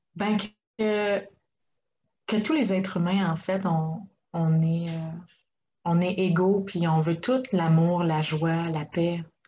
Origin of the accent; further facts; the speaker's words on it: Quebec, Canada; moved away as an adult; now in Czech Republic; j'ai grandi euh, au Québec